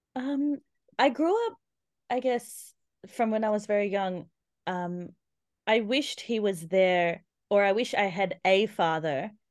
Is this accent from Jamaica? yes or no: no; Australia; accent: Aussie; I'm Indian, born in Australia